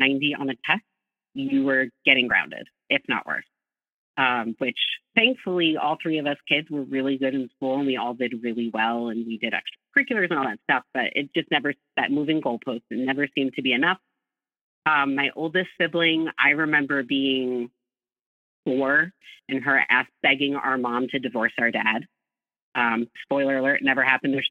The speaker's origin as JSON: {"language": "English", "region": "Northeast of the U.S.", "country": "United States", "tie": "born or raised there", "said": "I grew up in the Northeast of the U.S."}